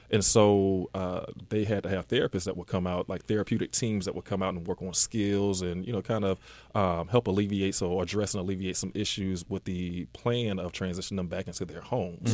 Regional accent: Decatur, Georgia, United States; also born or lived in Atlanta / Stone Mountain; grew up in Decatur

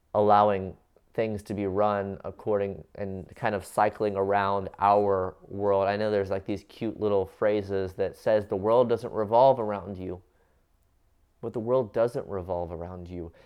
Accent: Cincinnati, Ohio, United States; I grew up in the United States of America, in Cincinnati, Ohio

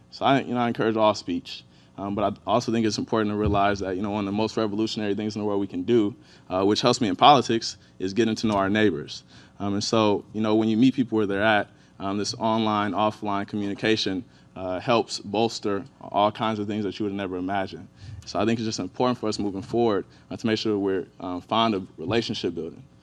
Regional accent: Inkster, Michigan, United States; born and raised in Inkster, Michigan. It's right on the outskirts of Detroit.

